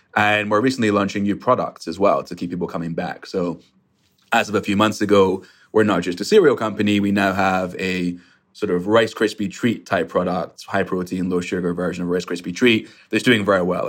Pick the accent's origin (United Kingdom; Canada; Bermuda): United Kingdom; Scotland; now in New York, United States; I grew up in Scotland